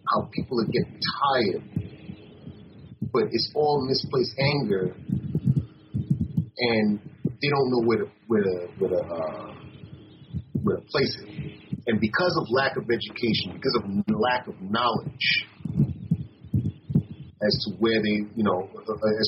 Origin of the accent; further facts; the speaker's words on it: New York, United States; being a New Yorker